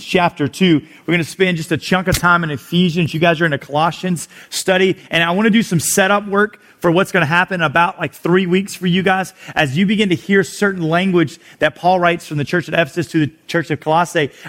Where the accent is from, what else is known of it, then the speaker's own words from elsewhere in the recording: South Louisiana, United States; moved away as an adult; now in Houston, United States; I am from South Louisiana.